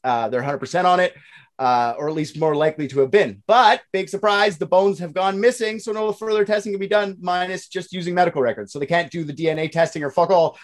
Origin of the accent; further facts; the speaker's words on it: Canada; I'm Canadian